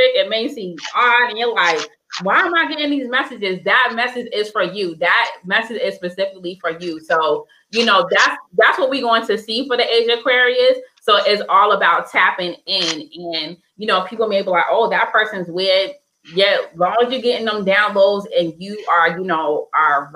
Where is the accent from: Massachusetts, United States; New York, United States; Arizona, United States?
Massachusetts, United States; Boston; now in Alabama, United States; I live in Alabama, as you guys know, but I'm from Boston, Massachusetts